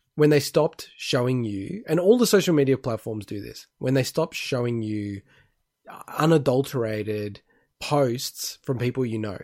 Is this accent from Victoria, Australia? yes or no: yes; Melbourne, Victoria, Australia; moved away; I'm originally from Melbourne and my parents are in Melbourne